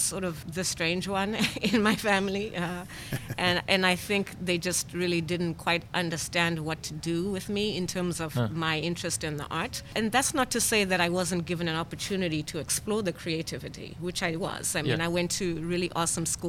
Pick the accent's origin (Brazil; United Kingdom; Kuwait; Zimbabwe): Zimbabwe; born or raised there; first language English; moved away; also born or lived in Leominster, Massachusetts, United States